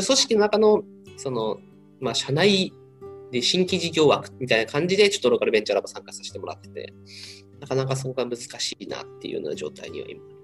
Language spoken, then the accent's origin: Japanese; Unnan, Shimane, Japan; moved away as an adult; now in Tokyo, Japan; 僕地元に戻ったらあの雲南市は